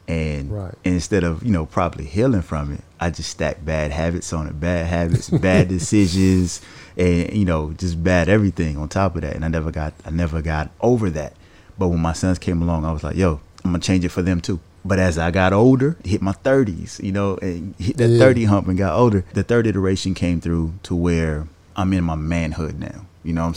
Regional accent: the South, United States; growing up in the South

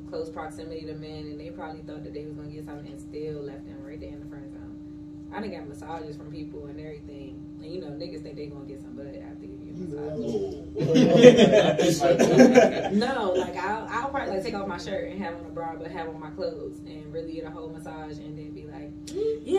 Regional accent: Maryland, United States; I'm from Maryland

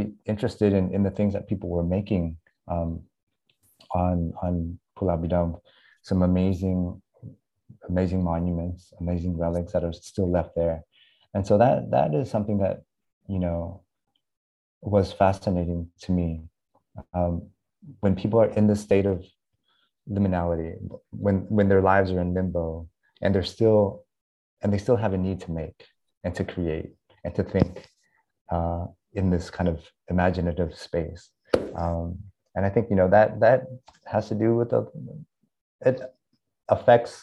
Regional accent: United States; moved away as an adult; now in Vietnam; I was almost four when we landed in the US. I grew up mainly in the Midwest, in Oklahoma and Texas, actually, where there's no Asians

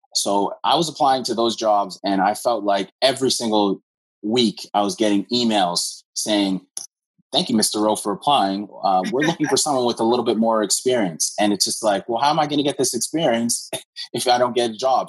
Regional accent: Hamilton, Ontario, Canada; also born or lived in Scarborough; I'm from Hamilton. Um, was born in Scarborough, but uh, raised in Hamilton.

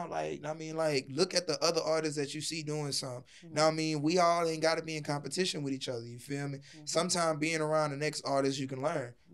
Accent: Texas, United States; I'm from Texas, my nigga. There's only one way to swing.

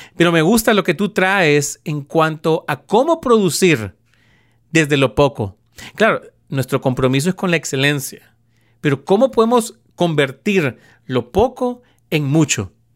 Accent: Honduras; en Honduras, de donde yo soy originario

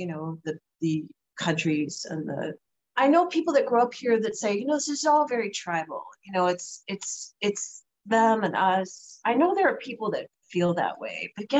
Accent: Boulder, Colorado, United States; now in Chicago, United States; I'm not from here. I grew up in Boulder, Colorado.

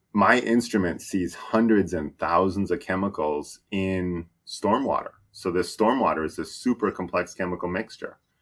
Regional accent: New Hampshire, United States; now in Washington, United States; I grew up in New Hampshire, so I'm, I'm from New England

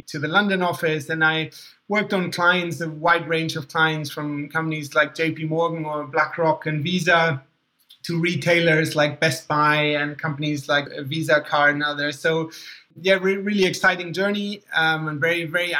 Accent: Germany; accent: slightly confusing accent; moved away as an adult; also born or lived in Boston, United States; I was born in Germany, mostly grew up in Germany, and studied in Boston at Tufts University

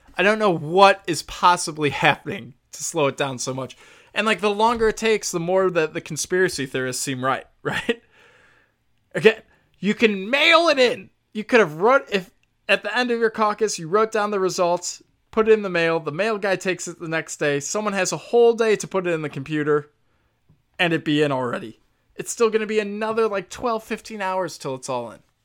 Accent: Chicago, Illinois, United States; I'm a Chicago guy, I'm from Chicago

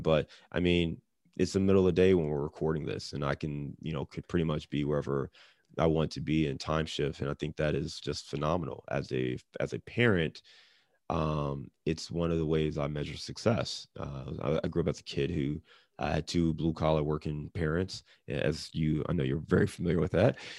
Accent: Cleveland, Ohio, United States; also born or lived in Detroit / Chicago; now in Cincinnati, United States; I'm born and raised in Cleveland. I live in Cincinnati. I've lived in Detroit, Chicago.

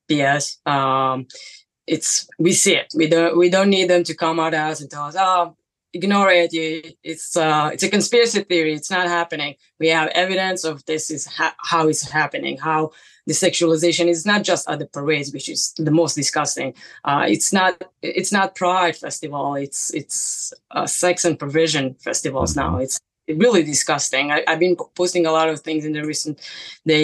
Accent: Israel; moved away as an adult; now in New York City, United States; I'm from Israel. I moved here 10 years ago. I live in New York City.

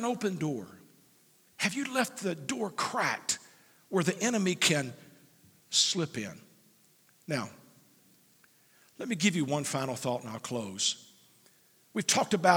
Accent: United States; as an American

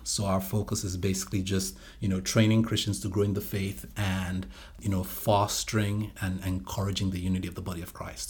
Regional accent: Nigeria; moved away as an adult; also born or lived in United States / Atlanta / Washington, D.C.; now in Evansville, United States; My older brother and I were born here, but, you know, we went back with them. And I came back to the States about, uh, let's see here, my goodness, twenty-three years ago

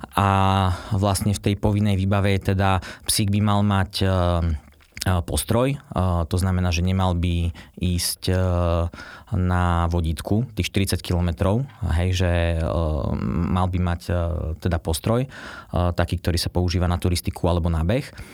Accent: Martin, Žilina Region, Slovakia; moved away as an adult; ja pochádzam z Martina, a eh, po nejakom pôsobení v zahraničí som sa teda vrátil domov

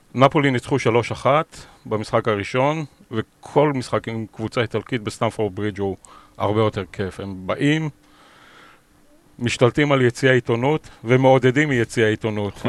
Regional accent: Beersheba, Southern District, Israel; moved away as an adult; also born or lived in Leicester, United Kingdom; now in London, United Kingdom; אני יליד באר שבע

